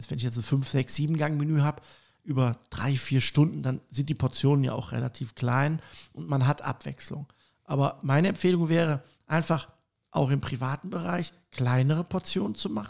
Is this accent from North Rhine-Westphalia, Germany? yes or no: yes; Cologne, North Rhine-Westphalia, Germany; Ich komme aus Köln ja.